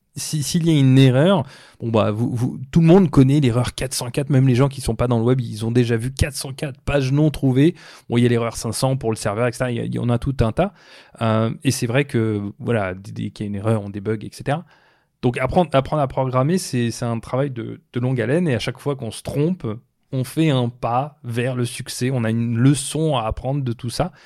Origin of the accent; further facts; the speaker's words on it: France; moved away as an adult; also born or lived in Brazil / Mauritius; now in Toronto, Canada; je suis né en France